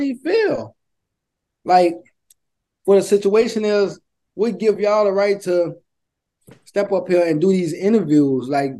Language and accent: English; the South, United States; growing up in the South